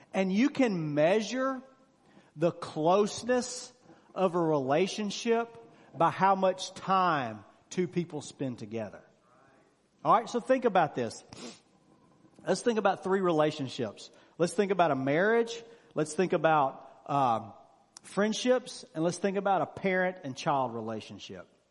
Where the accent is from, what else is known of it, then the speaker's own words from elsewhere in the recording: Mississippi, United States; moved away; I'm originally from Mississippi. Of course, I don't live there now. All my friends I grew up with were from Mississippi